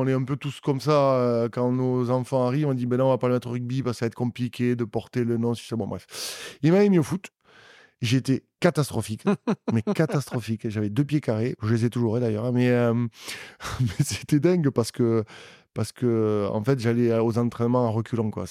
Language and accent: French; Auch, Occitania, France; also born or lived in Agen; je suis né à Auch donc je suis un vrai, un vrai un vrai gersois, et mes parents sont de là.